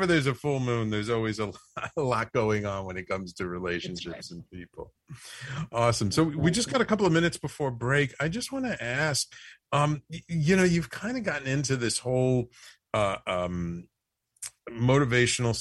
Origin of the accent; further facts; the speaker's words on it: New York City, New York, United States; being a kid from the Bronx and in New York, growing up in New York City